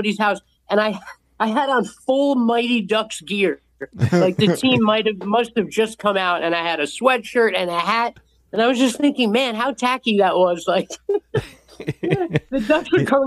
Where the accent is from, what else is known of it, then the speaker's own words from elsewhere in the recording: Montvale, New Jersey, United States; I grew up in a beautiful town called Montvale, and it's a suburb in New Jersey.